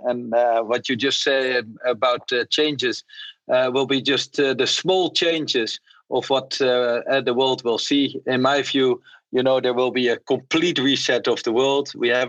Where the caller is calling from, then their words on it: KwaZulu-Natal, South Africa; I join you actually from a game reserve in South Africa, KwaZulu-Natal.